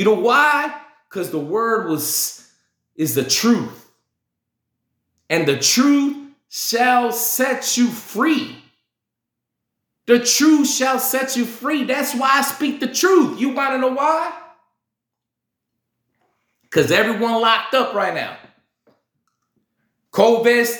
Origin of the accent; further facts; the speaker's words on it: Chicago, Illinois, United States; I'm from Chicago. I'm from South Chicago